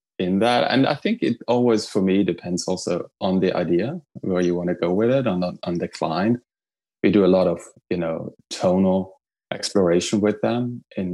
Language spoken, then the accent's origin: English; Trentino-Alto Adige, Italy; now in New York, United States; I'm originally from Italy. I grew up in a small town in northern Italy in the Italian Alps, in the Dolomites